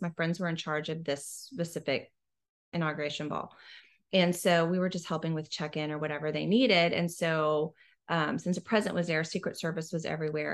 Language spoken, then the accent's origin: English; Houston, Texas, United States; also born or lived in Washington, D.C. / Austin; I'm from Houston originally, also, just like you. Um, I went to St. Agnes Academy